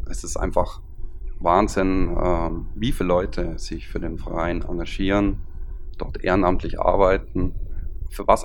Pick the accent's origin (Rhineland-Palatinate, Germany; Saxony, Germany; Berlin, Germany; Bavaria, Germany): Bavaria, Germany; Füssen; wenn ich sage, ich bin aus Füssen, wird es sofort muss ich noch nichts zu meiner Person sagen